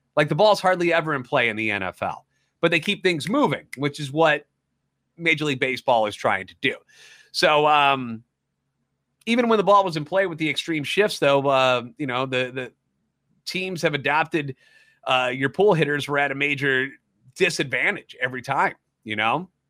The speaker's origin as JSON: {"language": "English", "town": "St. Louis", "region": "Missouri", "country": "United States", "tie": "born or raised there", "said": "Born and raised in the Lou, and a lifetime Cardinals fan"}